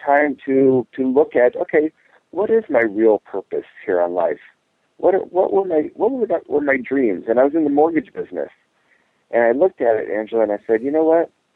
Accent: Ohio, United States; we lived in a small farming community in Ohio

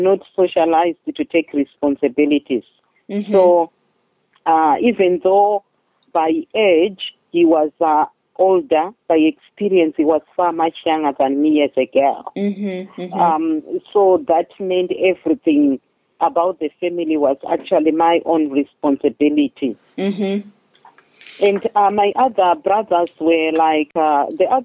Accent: Chitungwiza, Harare, Zimbabwe; moved away as an adult; I grew up in Zimbabwe. It's in Southern Africa, in a very poor neighborhood called Chitungwiza

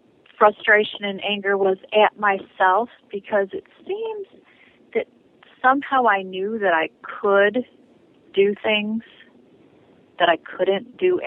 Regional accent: Detroit, Michigan, United States; I grew up in Metro Detroit.

